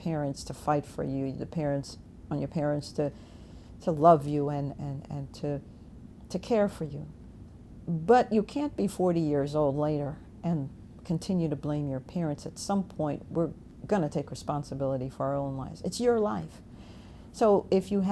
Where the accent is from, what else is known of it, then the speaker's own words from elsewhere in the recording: Jamaica; now in Virginia, United States; I was born in Jamaica.